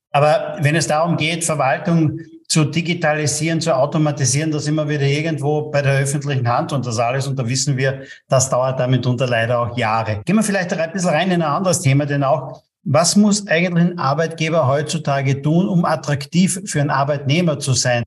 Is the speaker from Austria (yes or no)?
yes; Austria; bei uns in Österreich